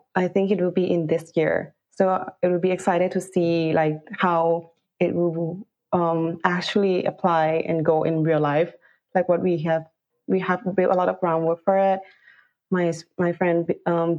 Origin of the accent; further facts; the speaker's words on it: Bangkok, Thailand; moved away as an adult; now in London, United Kingdom; I'm actually from Bangkok, Thailand, and then I work in Thailand as the category manager in an e-commerce company